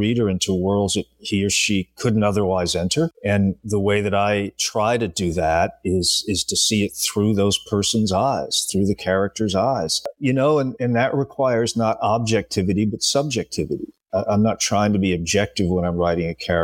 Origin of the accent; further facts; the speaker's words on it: Rhode Island, United States; real life crime incidents that I grew up with growing up in Rhode Island